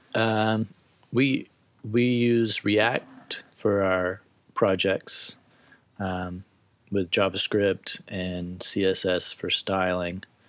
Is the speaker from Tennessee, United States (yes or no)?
yes; Tennessee, United States; moved away as an adult; I'm originally from Tennessee